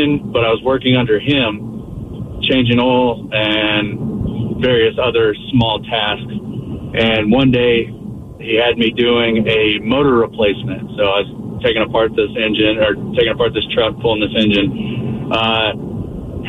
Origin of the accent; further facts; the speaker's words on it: Oklahoma, United States; moved away; originally I'm from Oklahoma